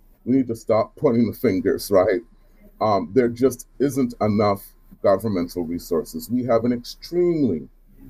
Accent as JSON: {"language": "English", "town": "Charleston", "region": "South Carolina", "country": "United States", "moved": "yes", "lives_now": "Seattle, United States", "said": "I'm originally from Charleston, South Carolina"}